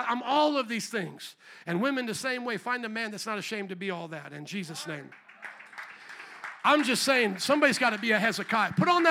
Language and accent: English; Indiana, United States; now in Chicago, United States; I came from Indiana, the Hoosiers and all this.